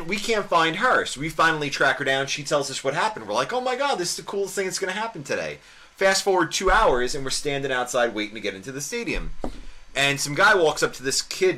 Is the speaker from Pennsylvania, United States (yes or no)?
no; New York, United States; I'm from New York.